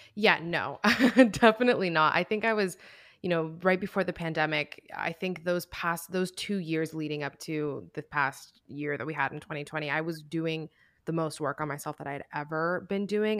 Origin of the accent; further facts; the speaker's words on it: Miami, Florida, United States; moved away as an adult; also born or lived in New York; we're both from Miami